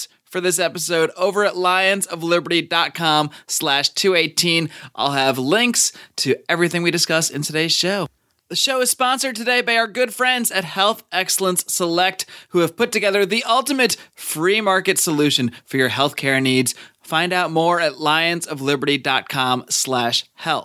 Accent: East Coast, United States; moved away; I'm actually from the East Coast originally

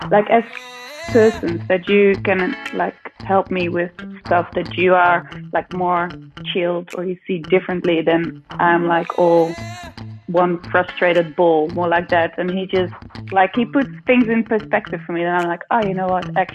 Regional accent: Netherlands; From The Hague. We're both living in Holland at the moment.

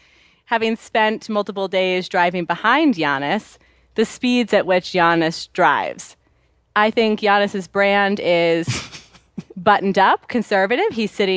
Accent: Minnesota, United States; I'm from Minnesota. I still water ski.

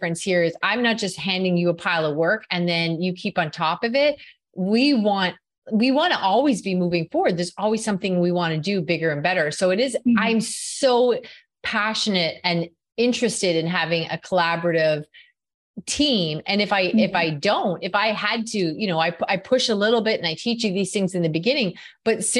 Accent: Canada; in Canada, we're known for being pretty nice too

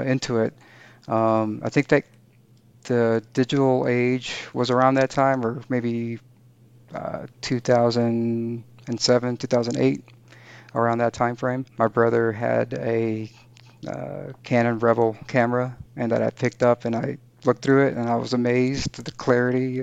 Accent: San Antonio, Texas, United States; moved away as an adult; also born or lived in Mexico / Houston, Texas; now in Denver, United States; I just moved here from San Antonio, where I grew up. I'm originally from Mexico, but we moved here to the United States when I was very young. So pretty much lived all my life in the U.S. So yeah, grew up in the Texas Hill Country.

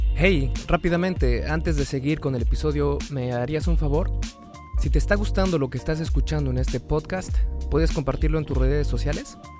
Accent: Mexico; aquí en mi país, que es México

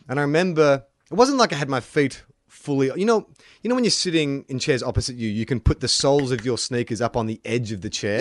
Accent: Melbourne, Victoria, Australia; growing up in Melbourne

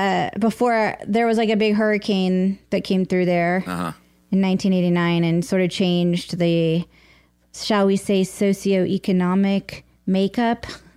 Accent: Sullivan's Island, South Carolina, United States; born or raised there; also born or lived in Charleston, West Virginia

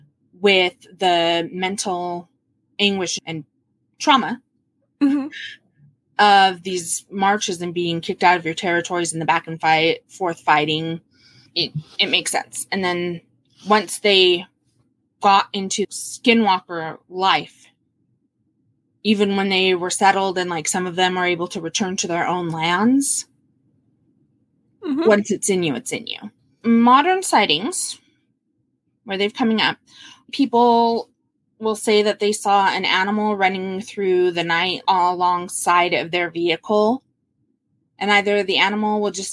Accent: Utah, United States; growing up in Utah

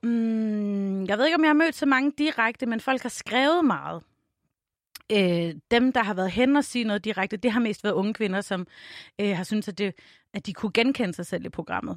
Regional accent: Tønder, Southern Denmark, Denmark; moved away as an adult; also born or lived in Varde; now in Copenhagen, Denmark; da jeg flyttede til København i to tusind og otte, så jeg kommer fra Tønder

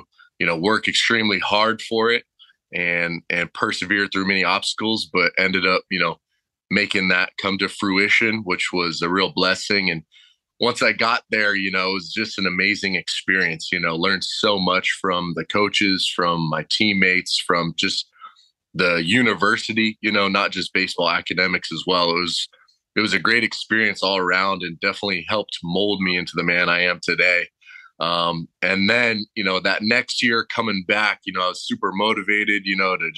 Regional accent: Temecula, California, United States; coming from Southern California, born and raised, growing up in Temecula

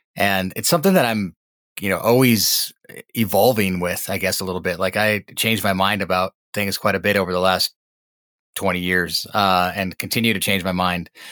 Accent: Montana, United States; I grew up in Montana, was born and raised here.

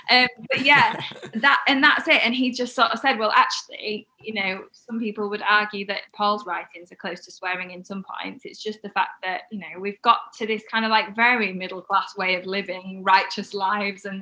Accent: Wakefield, Yorkshire and the Humber, United Kingdom; I'm from Wakefield

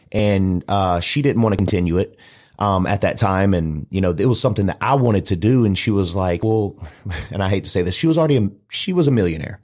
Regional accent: Mobile, Alabama, United States; moved away; also born or lived in Dallas, Texas; I'm from Mobile, Alabama

